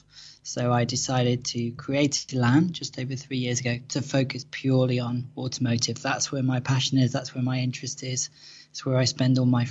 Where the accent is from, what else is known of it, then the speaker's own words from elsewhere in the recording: Cheshire, North West England, United Kingdom; I grew up in the Northwest in Cheshire.